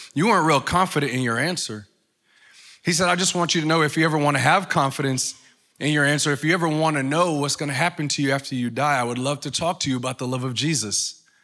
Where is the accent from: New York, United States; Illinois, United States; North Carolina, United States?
New York, United States; moved away; I'm from New York. So where I come from, we don't talk like